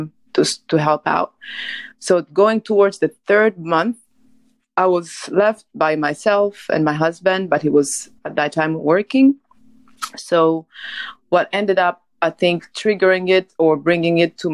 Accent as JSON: {"language": "English", "country": "Rwanda", "moved": "yes", "lives_now": "United States", "said": "I'm originally from Rwanda and I live in the United States"}